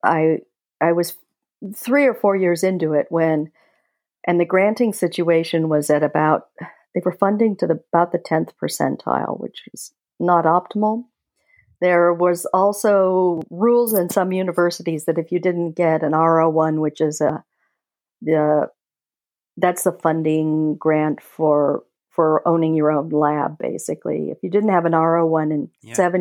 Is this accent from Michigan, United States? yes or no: no; Huntington Beach, California, United States; moved away as an adult; also born or lived in Fullerton, California / Cape Town / Switzerland; now in Houston, United States; I was born in Fullerton, California, not far from Disneyland, and grew up in Huntington Beach.